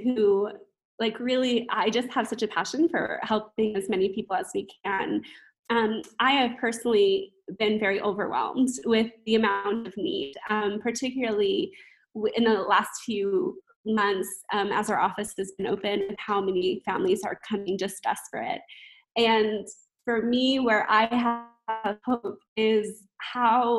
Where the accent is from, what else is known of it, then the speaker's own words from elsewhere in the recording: United States; moved away as an adult; now in Kampala, Uganda; as an American living here